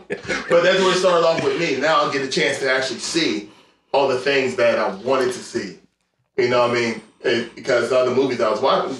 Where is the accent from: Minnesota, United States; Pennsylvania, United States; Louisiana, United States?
Pennsylvania, United States; Philadelphia; I'm from West Philly. And I grew up right there on, right near 58th and Market. So I'm right in the heart of West Philadelphia.